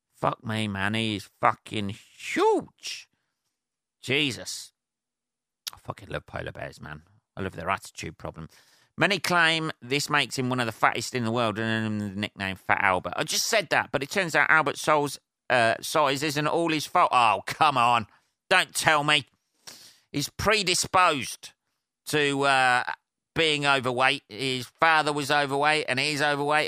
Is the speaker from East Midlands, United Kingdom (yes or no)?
yes; Northampton, East Midlands, United Kingdom; Northampton, my hometown, by the way, or Northamptonshire, my um, my county